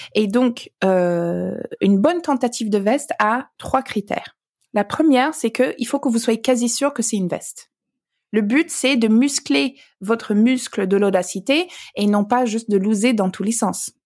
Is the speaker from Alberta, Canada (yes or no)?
yes; Alberta, Canada; French is a second language; now in France; j'ai grandi dans l'Alberta